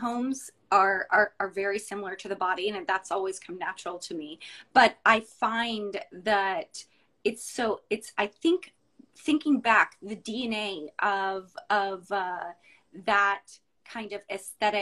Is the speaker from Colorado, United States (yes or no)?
no; Dallas, Texas, United States; now in Houston, United States; I'm from Dallas originally, and I graduated from U of H.